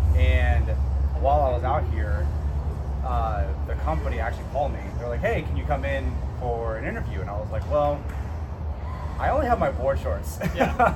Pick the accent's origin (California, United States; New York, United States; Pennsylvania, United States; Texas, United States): California, United States; Sacramento; moved away as an adult; also born or lived in Arizona; now in Jupiter, United States; I'm actually originally from Sacramento, California